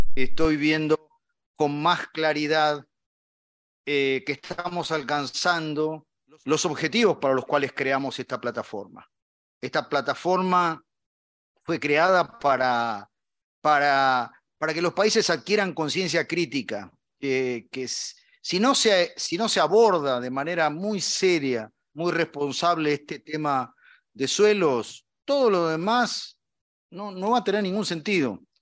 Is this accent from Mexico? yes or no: no; Argentina; como argentino